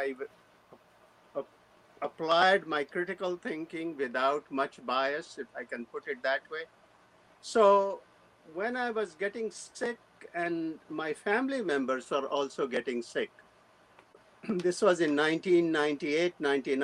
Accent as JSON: {"language": "English", "country": "India", "tie": "born or raised there", "moved": "as an adult", "lives_now": "United States", "said": "I was born in India in 1948"}